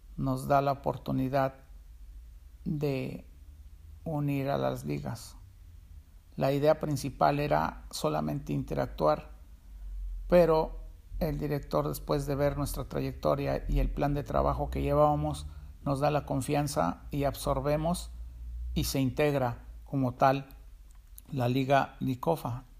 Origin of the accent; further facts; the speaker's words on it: State of Mexico, Mexico; moved away as an adult; now in Tijuana, Mexico; Desde mi juventud hasta cuando emigré a Tijuana, yo soy del Estado de México